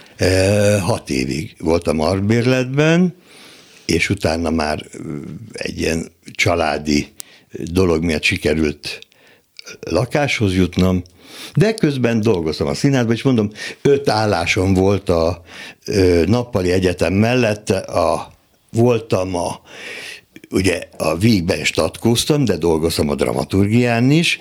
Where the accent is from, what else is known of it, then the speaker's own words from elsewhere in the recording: Dunaföldvár, Tolna, Hungary; Dunaföldváron születtem, akkor még község volt